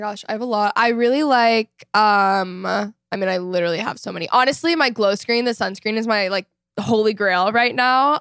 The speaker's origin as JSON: {"language": "English", "region": "Texas", "country": "United States", "tie": "born or raised there", "also_born_or_lived": "Los Angeles", "moved": "as an adult", "said": "I grew up in Texas"}